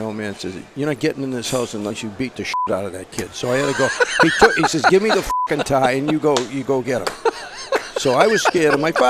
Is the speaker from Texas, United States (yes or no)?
no; Boston, Massachusetts, United States; I was born and brought up in Boston. I was born at St. Margaret's Hospital.